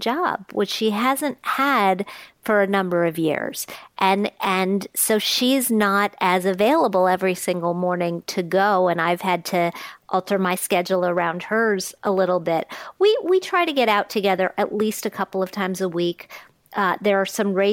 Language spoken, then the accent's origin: English; Wisconsin, United States; now in New York area, United States; I spent some time growing up in Wisconsin